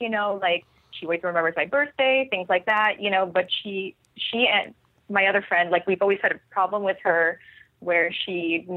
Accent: Philippines; moved away as an adult; now in San Francisco, United States; I'm very Filipino. I'm actually from the Philippines. I moved 6 years ago

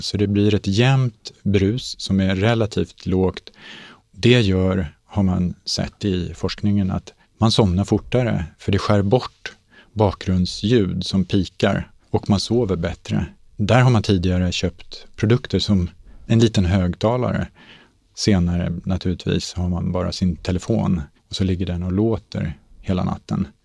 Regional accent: Sweden; Vi är svenskar

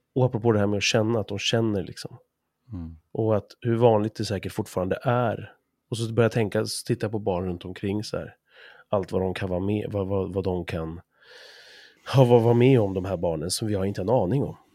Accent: Sweden; oss som svenskar

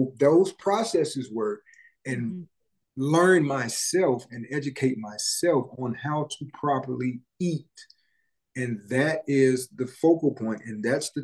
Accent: Memphis, Tennessee, United States; I grew up in Memphis. I'm from Memphis

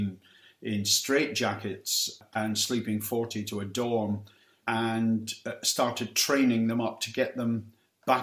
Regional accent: Aberdeen, Scotland, United Kingdom; moved away as an adult; also born or lived in Peterhead / Newcastle / London; I was brought up in Peterhead, north of Aberdeen, and was there till I was about nine. Then we moved to Aberdeen, and I was there till my late teens and university, really.

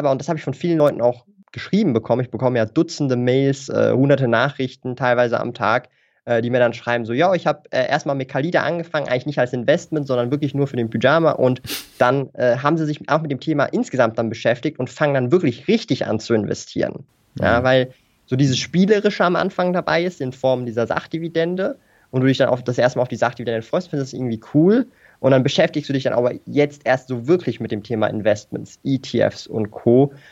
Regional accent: Switzerland; accent: Swiss; ich weiß nicht, hört man meinen Akzent? So den Schweizer Akzent?

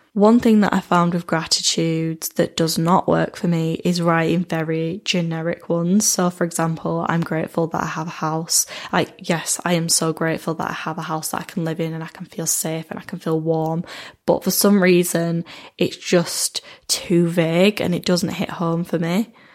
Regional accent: United Kingdom; as a British person, because I feel like I've been brought up in a society where I've been told that alcohol is kind of the centre of our lives

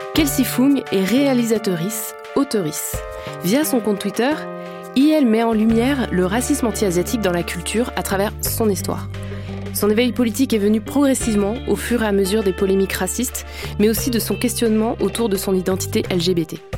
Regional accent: France; en tant que Française avec un parent né en Afrique

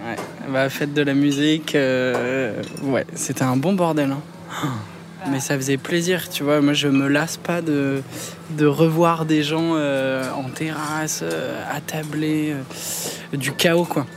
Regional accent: Clamart, Île-de-France, France; also born or lived in Rambouillet; je suis né, euh, je suis né à Clamart

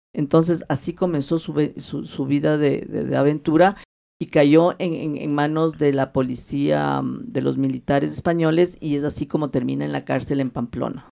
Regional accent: Quito, Pichincha, Ecuador; yo soy nacida aquí y yo me crié aquí

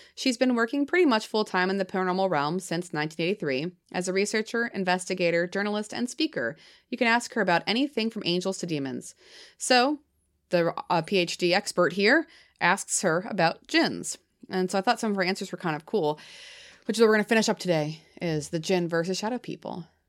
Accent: New Hampshire, United States; I'm from New Hampshire. My accent comes out sometimes

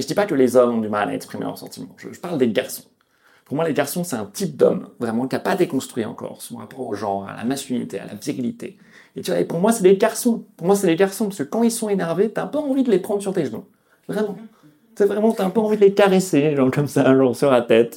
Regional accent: Lyon, Auvergne-Rhône-Alpes, France; moved away; je viens de Lyon à la base.

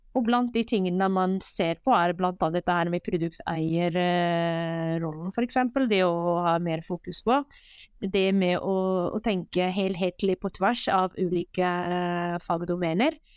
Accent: Morocco; now in Norway; Jeg er jo født og oppvokst i Marokko

